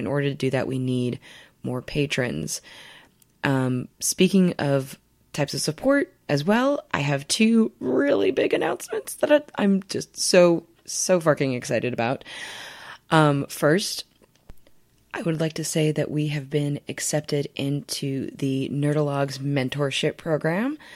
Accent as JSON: {"language": "English", "region": "Midwest", "country": "United States", "said": "And I'm from the Midwest. I smile and look people in the eye on the subway."}